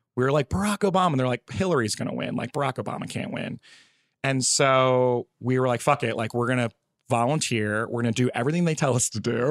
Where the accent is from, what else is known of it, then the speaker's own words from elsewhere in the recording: New Jersey, United States; moved away as an adult; also born or lived in California; Oh, Jersey. I just moved here, like, a couple months ago.